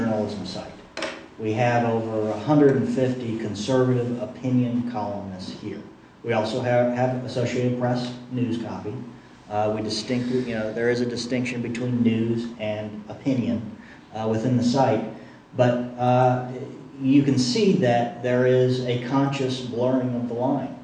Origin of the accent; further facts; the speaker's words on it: Midwest, United States; moved away as an adult; now in Washington, D.C., United States; I grew up in the Midwest, but I moved to D.C. Over a decade ago